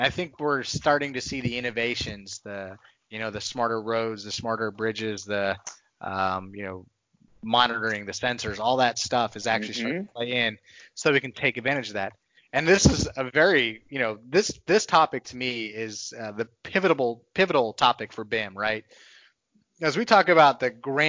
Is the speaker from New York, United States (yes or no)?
no; Texas, United States; Texas is where I I grew up, I spent most of my life.